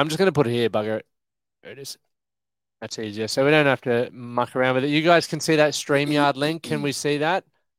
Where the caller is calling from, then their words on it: Sunshine Coast, Queensland, Australia; Sunshine Coast.